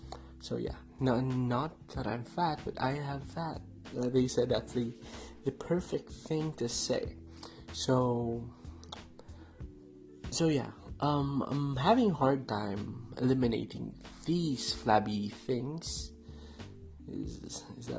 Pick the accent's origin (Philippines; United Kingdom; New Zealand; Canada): Philippines; Mimaropa; moved away as an adult; now in Melbourne, Australia; I'm originally from the Philippines in Palawan, which is two years consecutive top island of the world.